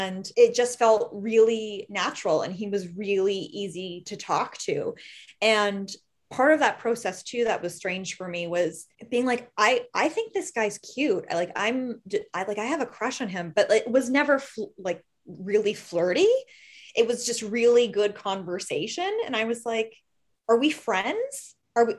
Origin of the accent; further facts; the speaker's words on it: Southwestern Ontario, Canada; moved away as an adult; also born or lived in Toronto; I grew up in Southwestern Ontario, moved to Toronto about 10 years ago.